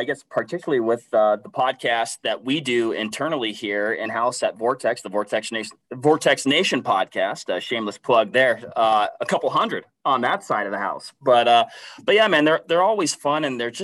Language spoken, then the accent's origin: English; Washington, United States; born and raised Washington State. So I'm kind of from the West Coast side of things.